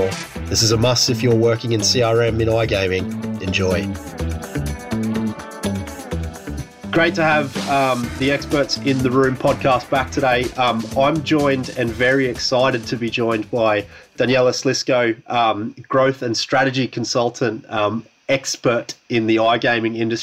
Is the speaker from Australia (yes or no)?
yes; Australia; now in Europe; being an Australian stranded in Europe